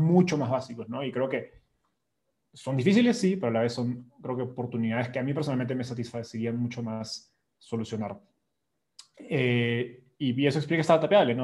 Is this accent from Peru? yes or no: yes; Peru; moved away as an adult; now in Mexico City, Mexico; yo soy peruano